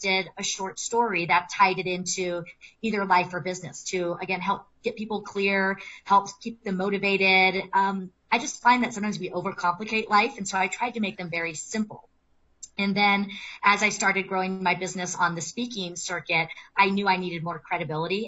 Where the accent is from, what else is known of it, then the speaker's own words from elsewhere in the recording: California, United States; now in Colorado, United States; I live in Colorado. I'm from California